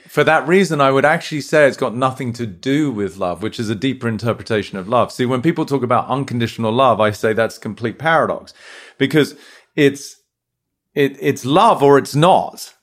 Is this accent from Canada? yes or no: no; United Kingdom; moved away as an adult; now in United States; as domicile Brit, you know, we were brought up in a sort of relatively reserved way, right? Like, having come here to the States